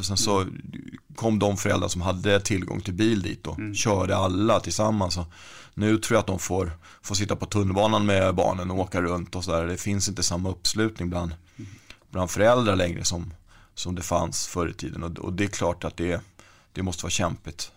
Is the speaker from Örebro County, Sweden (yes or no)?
no; Stockholm, Stockholm County, Sweden; där jag växte upp då, i Rågsved